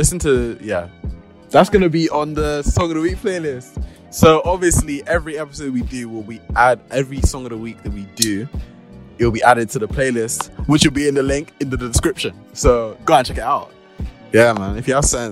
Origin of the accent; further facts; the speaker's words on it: United Kingdom; I'm just British, mate.